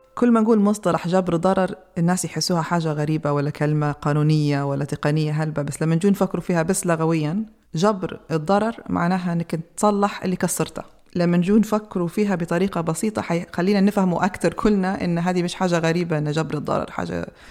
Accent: Libya; لينا كليبيين

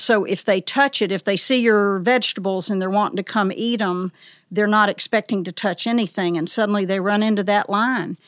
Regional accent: the South, United States; also born or lived in Elkmont, Tennessee; As a child in the South

